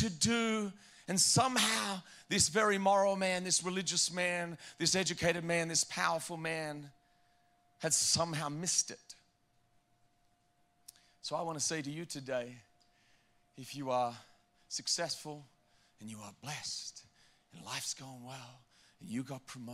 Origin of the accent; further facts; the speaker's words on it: Australia; moved away as an adult; now in New Jersey, United States; I'm from Australia